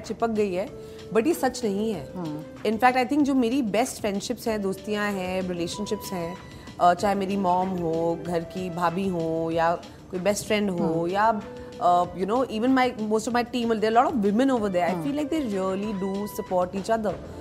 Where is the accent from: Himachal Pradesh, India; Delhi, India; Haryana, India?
Delhi, India; moved away; दिल्ली इतना प्यारा शहर है मेरा मतलब घर है मैं पली बड़ी हूँ यहाँ